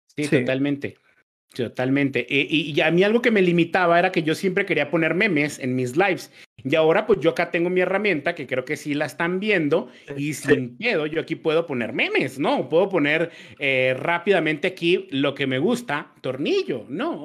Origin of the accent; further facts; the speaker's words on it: Mexico; moved away as an adult; now in Colombia; Yo no, yo no soy colombiano, yo soy mexicano, pero vivo en Colombia